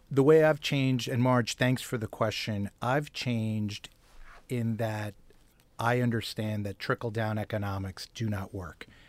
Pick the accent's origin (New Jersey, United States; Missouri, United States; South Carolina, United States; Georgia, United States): New Jersey, United States; Bogota; moved away; also born or lived in Manhattan, New York / Bronx, New York; I grew up in Bergen County, New Jersey